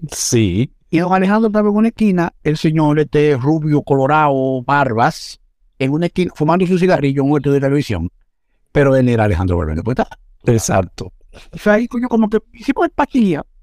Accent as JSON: {"language": "Spanish", "town": "Santo Domingo", "region": "Distrito Nacional", "country": "Dominican Republic", "tie": "born or raised there", "said": "Nací en Cibajuana, en la licenciado Arturo Logroño 53, la calle 18, 53, es esquina Juan Un corazón de, de la parte comercial de lo que es la ciudad de Santo Domingo."}